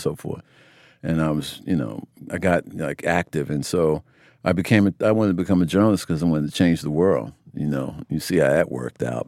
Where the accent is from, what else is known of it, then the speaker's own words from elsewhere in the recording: United States; I grew up in America